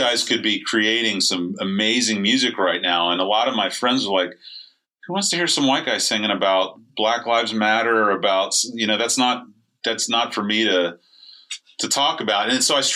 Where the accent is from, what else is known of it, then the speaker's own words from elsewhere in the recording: St. Petersburg, Florida, United States; I grew up over in St. Pete.